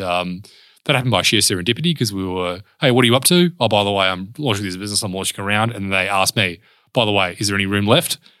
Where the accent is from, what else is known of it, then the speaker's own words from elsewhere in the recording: Perth, Western Australia, Australia; also born or lived in Mount Pleasant, Perth; I grew up in a suburb called Spearwood